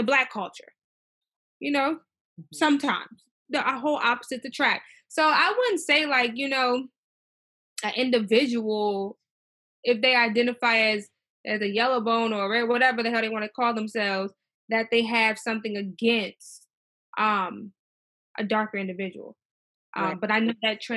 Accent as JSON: {"language": "English", "region": "Maryland", "country": "United States", "tie": "born or raised there", "said": "growing up in Maryland"}